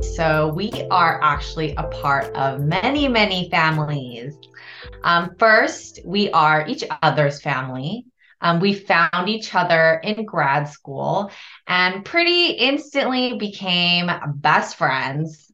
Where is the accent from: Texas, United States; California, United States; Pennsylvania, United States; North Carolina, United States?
California, United States; Los Angeles; I originally hail from the city of angels, which is Los Angeles. I grew up the eldest child of Korean immigrants.